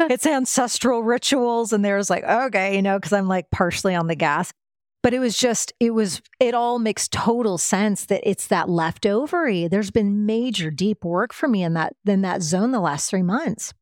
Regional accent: Midwest, United States; now in Austin, United States; I grew up in the Midwest

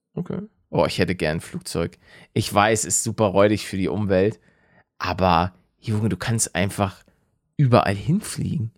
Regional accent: Hamburg, Germany; als Hamburger

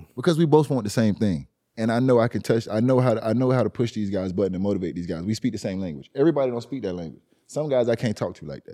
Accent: Miami, Florida, United States; I'm from Liberty City.

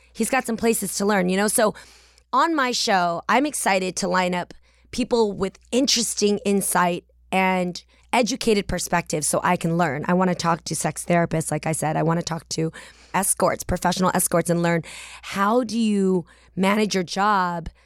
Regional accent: the Bay Area, California, United States; I'm from the Bay

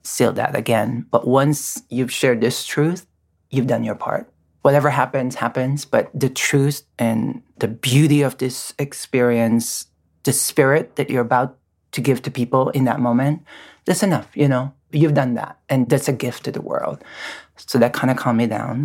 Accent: Philippines; moved away as an adult; now in United States; I'm born and raised in the Philippines

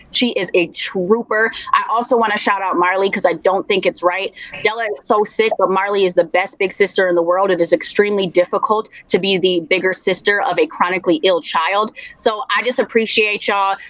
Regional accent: Minneapolis, Minnesota, United States; I am from Minneapolis. I am born and raised in Minneapolis. It is my home.

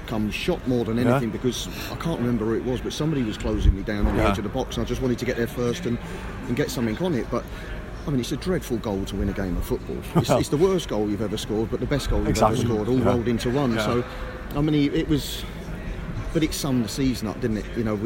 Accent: Wimbledon, London, United Kingdom; The game, when I look back at it, I was raised in Wimbledon.

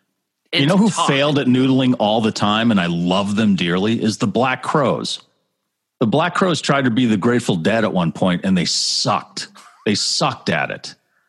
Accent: Massachusetts, United States; we're from Massachusetts. We're massholes.

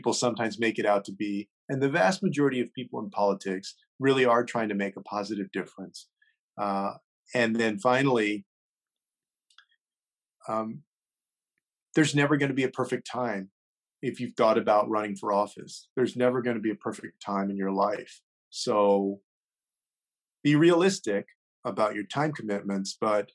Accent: San Antonio, Texas, United States; here in my hometown

